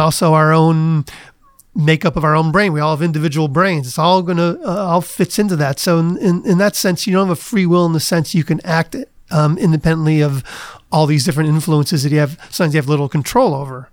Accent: Cleveland, Ohio, United States; moved away; also born or lived in Kent, Ohio / Princeton, New Jersey; I grew up in Cleveland

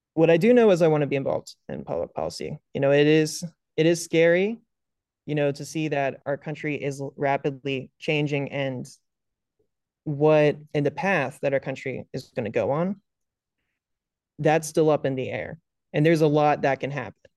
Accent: Northern Virginia, United States; I grew up in Northern Virginia.

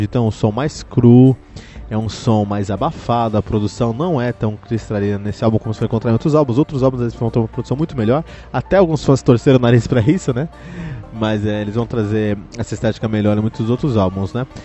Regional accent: Cotia, São Paulo, Brazil; eu que cresci em Cotia, ali tínhamos um, um bar chamado Incinerator

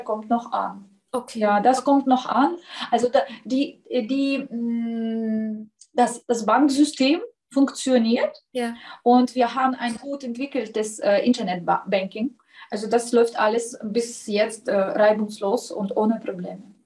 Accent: southern Ukraine, Ukraine; first language Russian; German is a second language; moved away as an adult; now in Austria; ich komme aus dem äh, Süden. Ich bezeichne Russisch als meine Muttersprache.

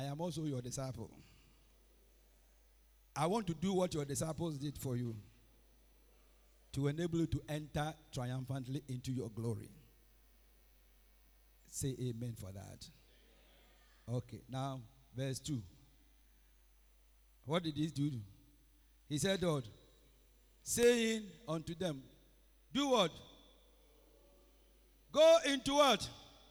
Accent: Ghana; moved away as an adult; now in Accra, Ghana; I lived my life all in village. I finished sixth form in 1985. I came to Accra in 1986

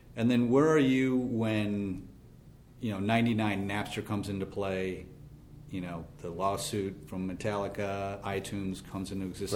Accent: Cortland, New York, United States; I'm from Cortland, New York

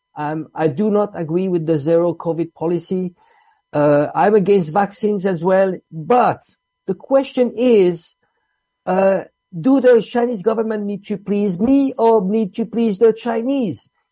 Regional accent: Switzerland; also born or lived in Italy; I'm Italian. I grew up in Switzerland.

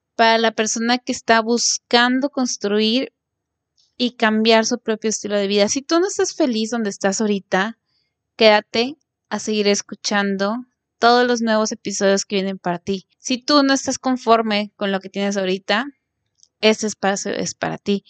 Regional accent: Mexico; Soy mexicana

